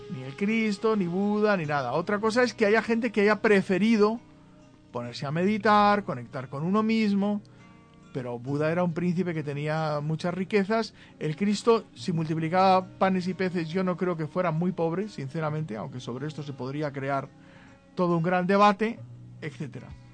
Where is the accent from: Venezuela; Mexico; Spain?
Spain; En España, muchos nos sentimos españoles, pues la verdad es que en el territorio llamado España somos españoles.